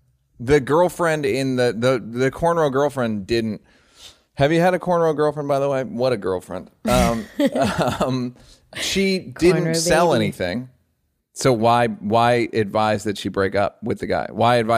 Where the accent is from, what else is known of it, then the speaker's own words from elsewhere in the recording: Salt Lake City, Utah, United States; I promise I mean well, but because I grew up in Salt Lake City, I'm pretty clueless.